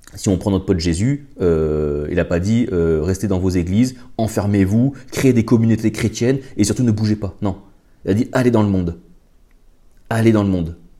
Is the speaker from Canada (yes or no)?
no; France; chez nous en France